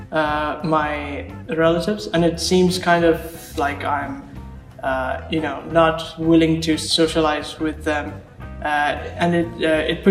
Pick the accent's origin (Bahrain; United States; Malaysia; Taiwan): Bahrain; also born or lived in Sri Lanka / United Kingdom; I was born and raised in Bahrain, but um, I started off in Bahrain and then I moved to Sri Lanka and then for a few years, and then I moved to the United Kingdom for a few years as well.